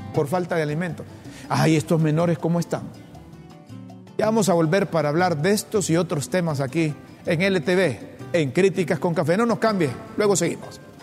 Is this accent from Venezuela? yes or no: no; Honduras; yo desde que tengo uso de razón, desde que nacimos, hombre, aquí en Honduras